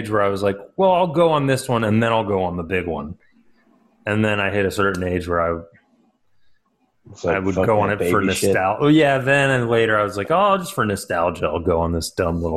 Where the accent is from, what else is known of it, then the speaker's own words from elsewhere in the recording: Northern Georgia, United States; I'm from Northern Georgia